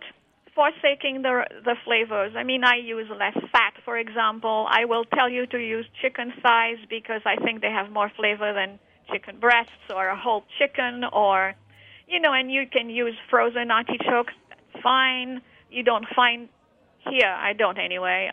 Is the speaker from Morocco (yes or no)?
yes; Morocco; moved away; my life in Morocco, growing up in Morocco